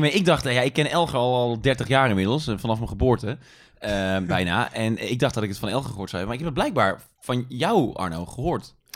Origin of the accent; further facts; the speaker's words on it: Tilburg, North Brabant, Netherlands; moved away as an adult; Ik ben geboren in Tilburg, ik ben getogen in Tilburg. Dus ik, ik heb daar 18 jaar gewoond